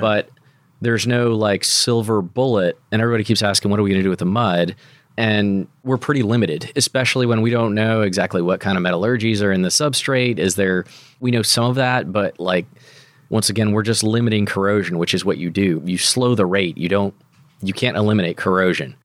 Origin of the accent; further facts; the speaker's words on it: United States; as an American